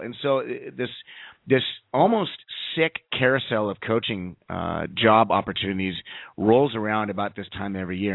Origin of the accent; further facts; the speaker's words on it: Southern California, United States; moved away; growing up in Southern California